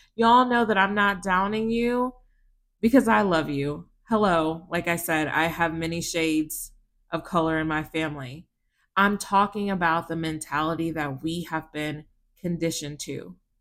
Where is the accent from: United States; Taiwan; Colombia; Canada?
United States; South Texas; I grew up in South Texas